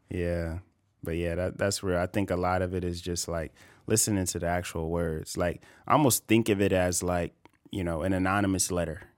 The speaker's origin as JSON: {"language": "English", "region": "California", "country": "United States", "said": "I'm from California."}